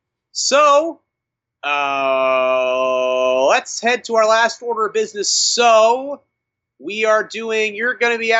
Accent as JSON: {"language": "English", "town": "Washington", "region": "District of Columbia", "country": "United States", "tie": "born or raised there", "said": "my hometown of Washington, D.C."}